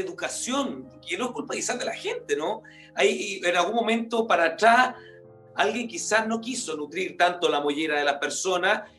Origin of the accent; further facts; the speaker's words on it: Salamanca, Coquimbo, Chile; moved away; me tocó andar en Salamanca, de donde yo vengo, la comuna de Salamanca